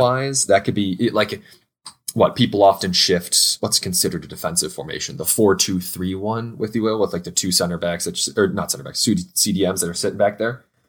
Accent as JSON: {"language": "English", "country": "United States", "said": "two American homies"}